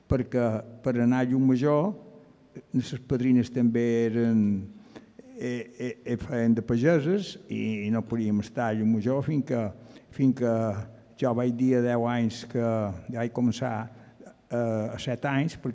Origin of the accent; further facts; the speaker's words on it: Llucmajor, Balearic Islands, Spain; Bueno, jo vaig néixer a Llumajor, però estàvem a Sona Vall, a davant de Sestanyol, i després van passar a Àguila.